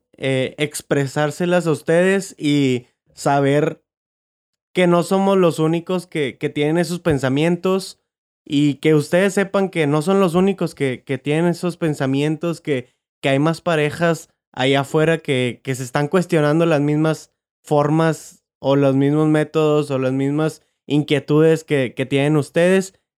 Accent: Monterrey, Nuevo León, Mexico; nací, yo en Monterrey

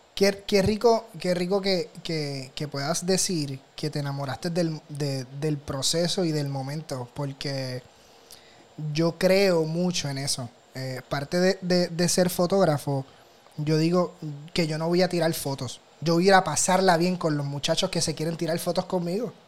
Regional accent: Puerto Rico; soy fotógrafo profesional de Puerto Rico

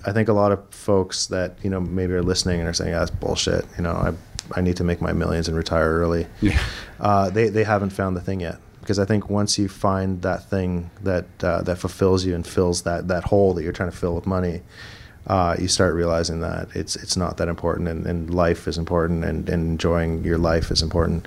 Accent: Toronto, Ontario, Canada; moved away as an adult; also born or lived in Vancouver; now in Toronto, Canada; I'm originally from Toronto. All my family's from Toronto

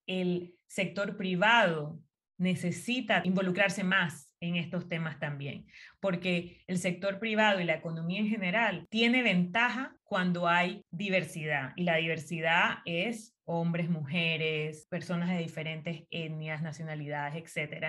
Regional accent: Las Tablas, Los Santos, Panama; also born or lived in Chitré; Soy de Azuero, Específicamente nací en Chitré, mi familia es de Parita, pero toda la vida viví en las tablas

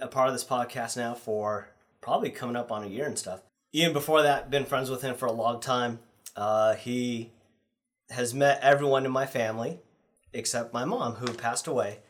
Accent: Lacey, Washington, United States; moved away; growing up in Lacey, Olympia area

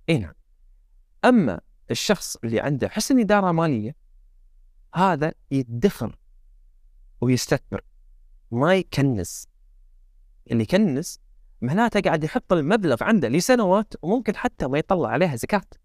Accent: Kuwait; احنا عندنا بالكويت

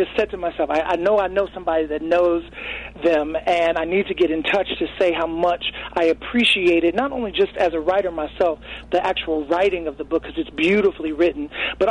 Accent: Chicago, Illinois, United States; moved away; I'm from Chicago

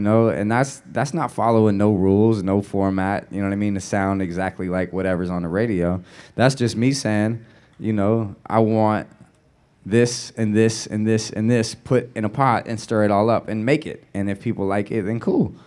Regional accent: the Bay Area, California, United States; moved away as an adult; also born or lived in New Orleans; growing up in the Bay, there's a real pride

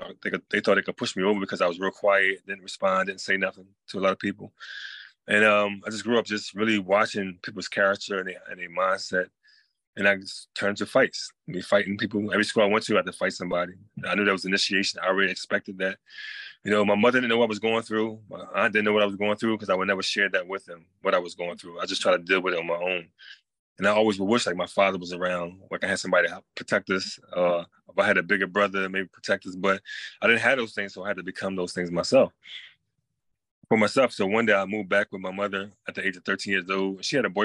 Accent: North Carolina, United States; So basically, I moved in from North Carolina.

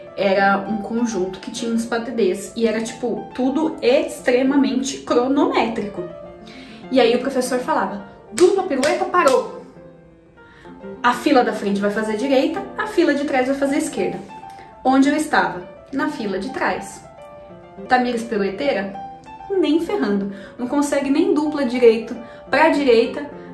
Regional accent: Brazil; a gente é brasileiro

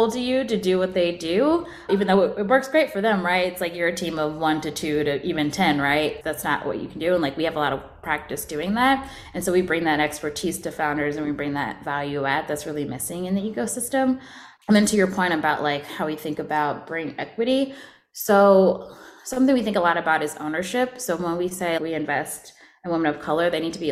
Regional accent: Atlanta, Georgia, United States; I'm originally from Atlanta.

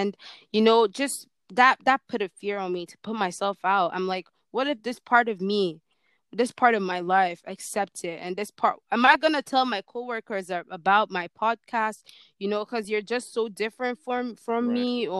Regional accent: Nigeria; sometimes I feel like I'm not Nigerian enough for

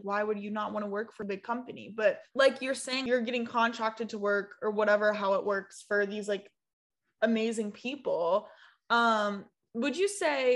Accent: South Carolina, United States; I'm from South Carolina.

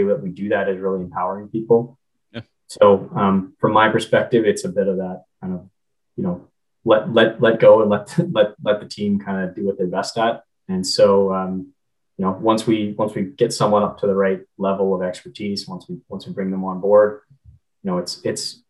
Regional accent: Canada; I'm Canadian

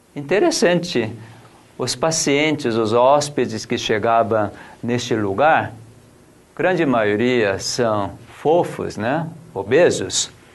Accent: South Korea; also born or lived in São Roque, Brazil; now in Brazil; eu sou coreano

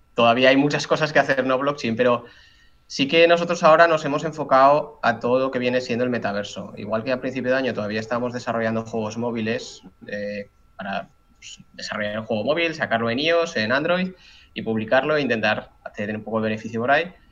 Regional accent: Zaragoza, Aragon, Spain; cuando me volví a Zaragoza, que yo soy de aquí de España

